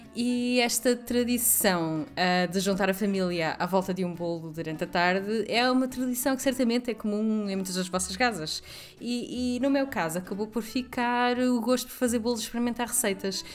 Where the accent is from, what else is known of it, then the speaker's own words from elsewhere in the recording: the North, Norte, Portugal; moved away as an adult; now in Lisbon, Portugal; eu sou do Norte, mas vivo em Lisboa há quase uma década